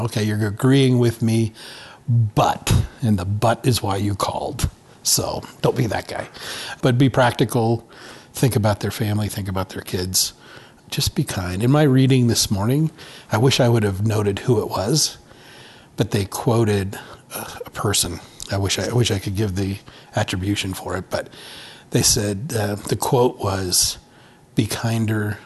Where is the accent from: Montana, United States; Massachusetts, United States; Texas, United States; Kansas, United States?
Montana, United States; also born or lived in Twin Cities, Minnesota; now in Colorado Springs, United States; I grew up in Montana. We always hunted